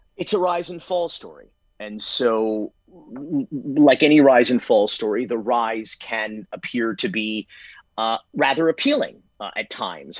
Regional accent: Miami, Florida, United States; growing up in Miami

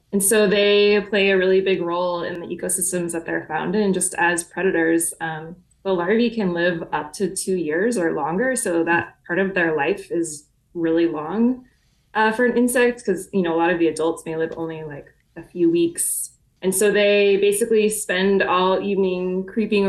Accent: Southeast, United States; moved away; I grew up in the Southeast and we grew up calling them lightning bugs

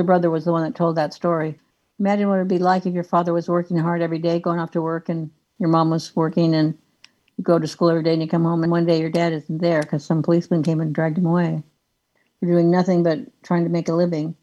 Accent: Tucson, Arizona, United States; moved away as an adult; also born or lived in California; I grew up in Tucson. I came over to California

